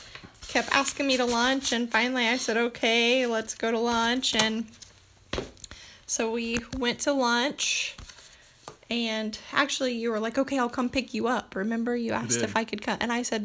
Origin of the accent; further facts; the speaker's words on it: Ponca City, Oklahoma, United States; moved away as an adult; also born or lived in Stillwater, Oklahoma; now in Bartlesville, United States; I'm from Ponca City, Oklahoma, and I did some time at Northern Oklahoma College traveling back and forth. I lived at home with my parents to go to junior college